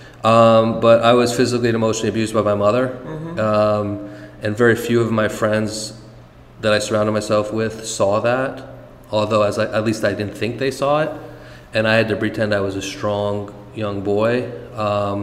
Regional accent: Monticello, New York, United States; moved away; also born or lived in San Francisco / Los Angeles; Born and raised in Monticello, New York

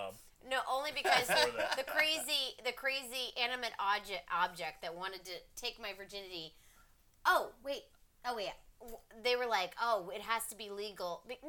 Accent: Pennsylvania, United States; So I grew up in Pennsylvania this entire time.

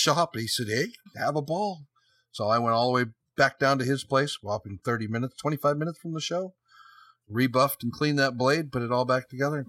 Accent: San Jose, California, United States; also born or lived in Sunnyvale, California; I was born and raised in San Jose, California, Sunnyvale, California.

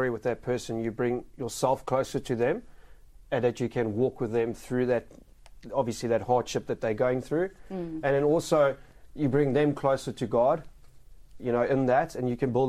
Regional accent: South Africa; moved away as an adult; obviously I come from South Africa, and we were in the process of doing the visa coming over.

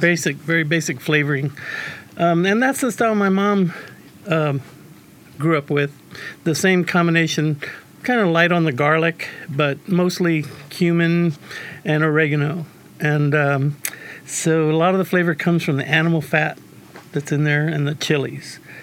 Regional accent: San Antonio, Texas, United States; I'm from San Antonio, Texas

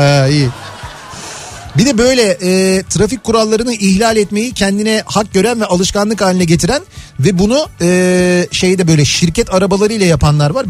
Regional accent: Istanbul, Turkey; Bizim çocukluğumuzda yani işte Samatya'ydı

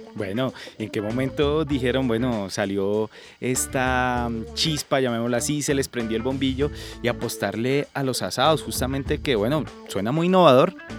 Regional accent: Colombia; somos los colombianos

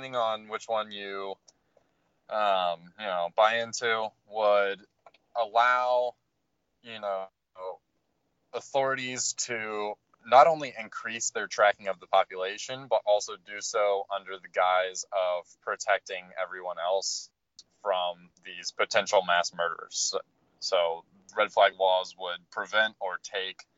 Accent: Dayton, Ohio, United States; I'm from Dayton

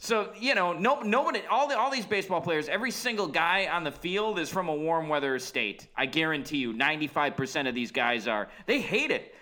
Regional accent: Midwest, United States; as a Midwesterner

